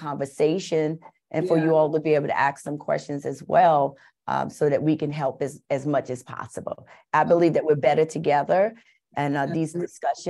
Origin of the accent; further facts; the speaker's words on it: New York City, New York, United States; I was born and raised in Bronx River Projects in New York